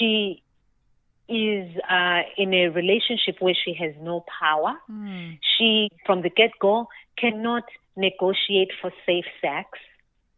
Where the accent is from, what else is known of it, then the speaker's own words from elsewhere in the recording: Zimbabwe; I was born and raised in Zimbabwe